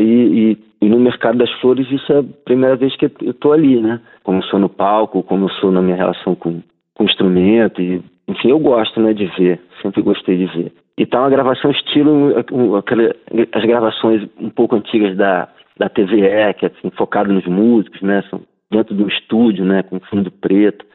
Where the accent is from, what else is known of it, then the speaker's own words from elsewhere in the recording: Rio de Janeiro, Brazil; accent: carioca chiado; O nosso sotaque chiado, né? Essa coisa do carioca de falar chiado, de carregar no X